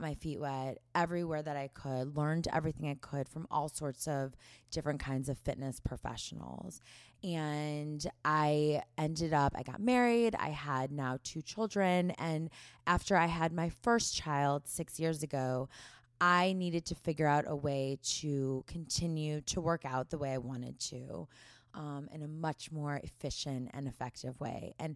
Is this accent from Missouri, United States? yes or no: yes; St. Louis, Missouri, United States; moved away as an adult; now in Los Angeles, United States; growing up in the Midwest